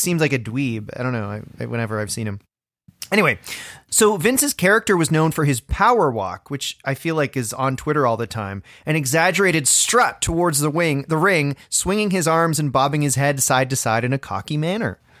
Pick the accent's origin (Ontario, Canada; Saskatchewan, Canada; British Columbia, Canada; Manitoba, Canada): Ontario, Canada; Orangeville; now in Toronto, Canada; my hometown of Orangeville, Ontario.